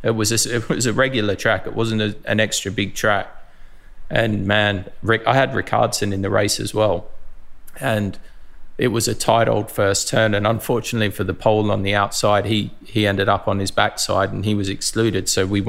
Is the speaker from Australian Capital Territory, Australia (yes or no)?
no; Mildura, Victoria, Australia; So Lee, Jason and myself were all grew up in Mildura. We're all from Mildura.